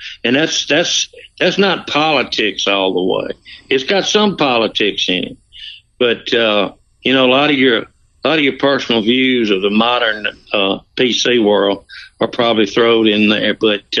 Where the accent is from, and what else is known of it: the South, United States; accent: Southern